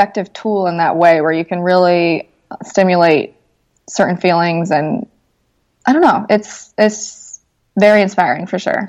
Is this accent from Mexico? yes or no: yes; Mexico; also born or lived in Vermont, United States; Like, I grew up in Mexico. I was the only really white person in most of the schools that I was ever, you know, at. And then I went to Vermont for a few years, which is totally white. And then back to Mexico